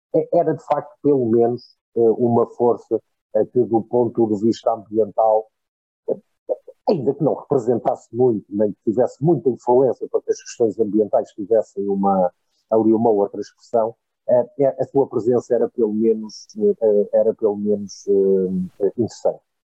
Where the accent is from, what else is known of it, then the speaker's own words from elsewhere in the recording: Portugal; como português